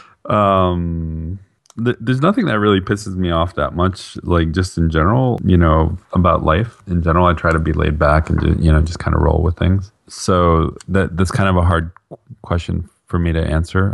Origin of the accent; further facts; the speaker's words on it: Bergen County, northern New Jersey, United States; now in Atlanta, United States; I grew up in northern New Jersey, just outside of Manhattan in Bergen County